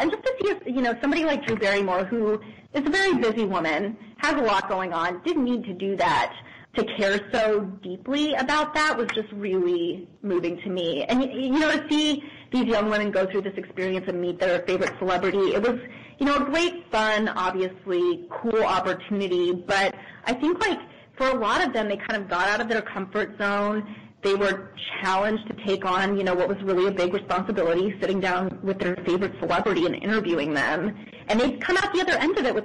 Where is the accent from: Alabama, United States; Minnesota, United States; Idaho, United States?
Idaho, United States; Boise; I grew up in Boise, Idaho.